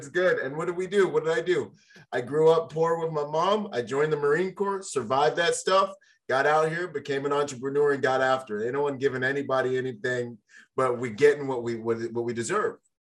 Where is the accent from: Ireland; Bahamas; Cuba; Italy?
Bahamas; My dad's from the Bahamas. I was born in the Bahamas